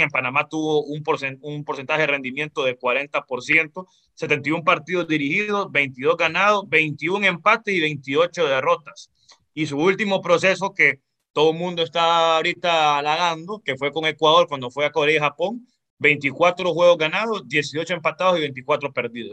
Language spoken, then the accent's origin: Spanish; Honduras